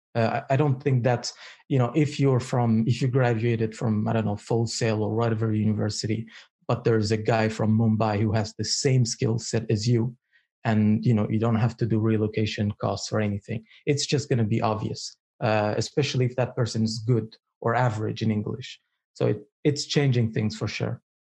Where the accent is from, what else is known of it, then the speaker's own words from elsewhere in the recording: Eritrea; English is a second language; I come from Africa, uh, more Eritrea more specifically